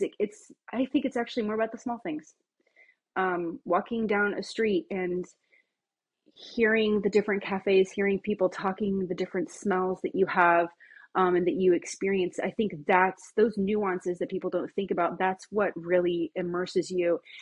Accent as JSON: {"language": "English", "town": "Bremerton", "region": "Washington", "country": "United States", "tie": "born or raised there", "said": "I was born in Bremerton, Washington"}